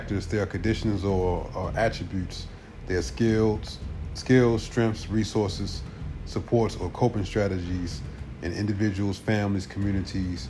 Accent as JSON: {"language": "English", "town": "Baltimore", "region": "Maryland", "country": "United States", "tie": "born or raised there", "said": "I grew up in Baltimore City"}